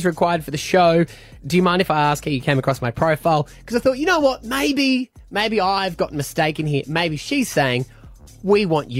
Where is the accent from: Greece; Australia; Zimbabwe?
Australia; I'm Australian